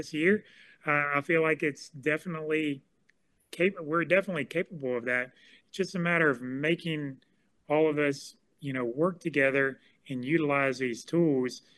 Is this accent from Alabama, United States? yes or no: yes; Fairhope, Alabama, United States; I grew up in Fairhope, Alabama